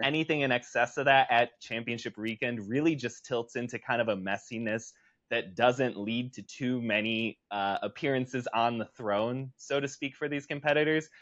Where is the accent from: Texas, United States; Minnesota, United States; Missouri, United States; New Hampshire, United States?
Minnesota, United States; Shoreview; moved away; I'm currently back in my hometown of Shoreview, Minnesota right now, doing a little bit of a home visit